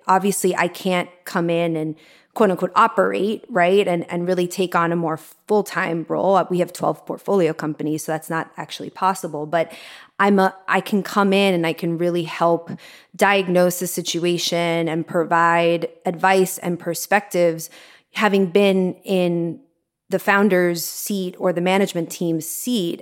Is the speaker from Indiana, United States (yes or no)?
no; Miami, Florida, United States; moved away; also born or lived in New York; I grew up in Miami and I lived in New York for twelve years